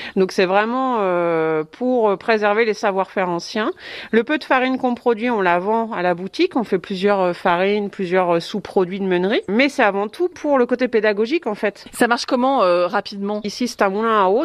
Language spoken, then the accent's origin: French; Cosqueville, Normandy, France; j'ai grandi à Cosqueville